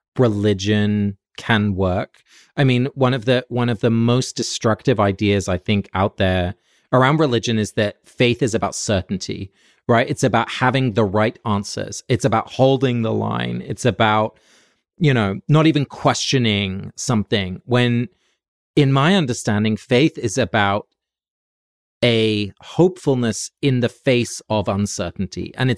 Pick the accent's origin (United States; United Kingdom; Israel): United Kingdom; England; Like I grew up in England, so there's always going to be a little Anglican kind of Church of England vibe